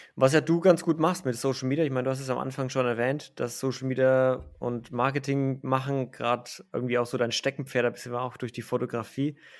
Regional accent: Franconia, Bavaria, Germany; da kommt jetzt mein innerer Franke raus

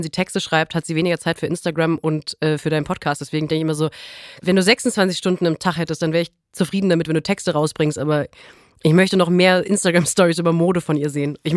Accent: North Rhine-Westphalia, Germany

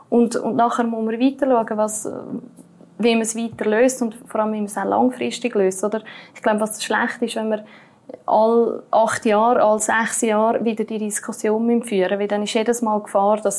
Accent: Switzerland; als Schweizer Bürger kann ich das zurückfordern

